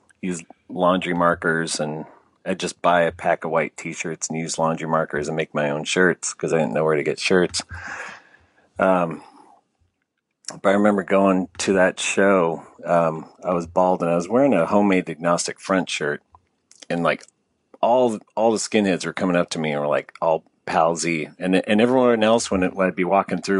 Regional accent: San Jose, California, United States; moved away as an adult; now in Los Angeles, United States; I grew up in the San Jose, Sunnyvale area in California.

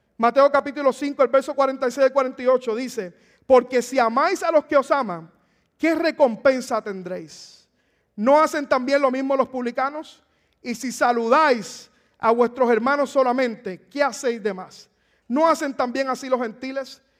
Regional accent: Puerto Rico; moved away; en mi país, en Puerto Rico

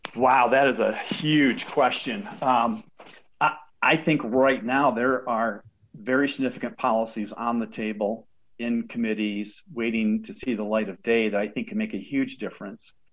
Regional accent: Sturgis, Michigan, United States; my hometown of Sturgis, Michigan

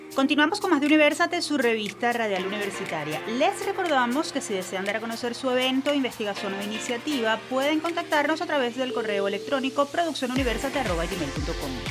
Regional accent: Venezuela

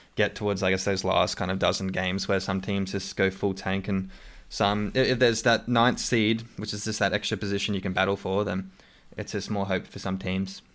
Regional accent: Australia; accent: Australian; my Australian accent

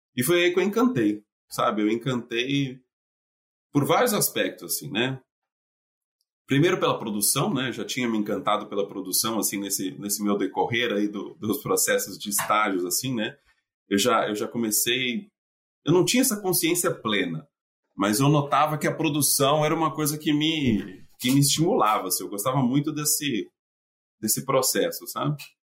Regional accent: São Paulo, Brazil; moved away as an adult; also born or lived in Minas Gerais; now in United States; eu saí de São Paulo

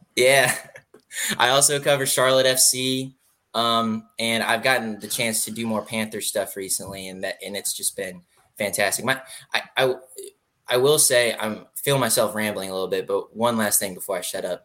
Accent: Raleigh, North Carolina, United States; I grew up in Raleigh

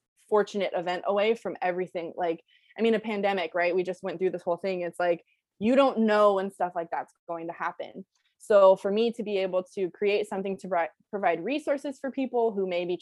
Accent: Bay Area, California, United States; I'm from the Bay Area.

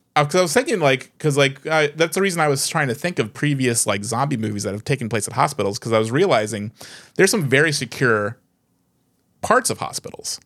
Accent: United States; as an American

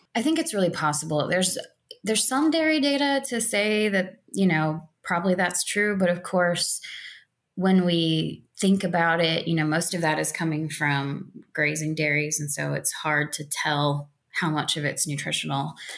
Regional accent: South Central Indiana, United States; now in Missouri, United States; growing up in South Central Indiana

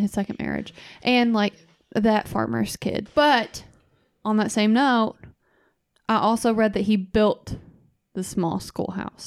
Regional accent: Kentucky, United States; I said, "Kentucky."

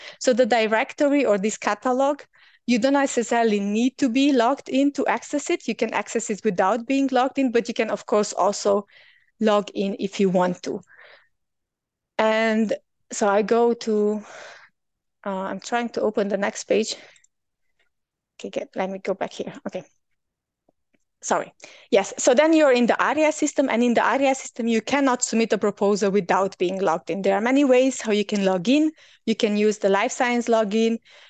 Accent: Germany; So because I'm from Germany, of course, generally, I cannot really apply for service providers that are providing services from Germany.

